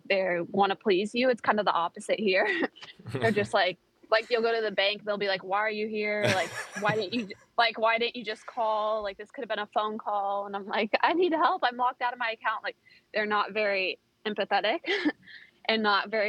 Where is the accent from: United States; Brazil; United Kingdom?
United States; moved away as an adult; also born or lived in Buenos Aires, Argentina; now in Portugal; I'm American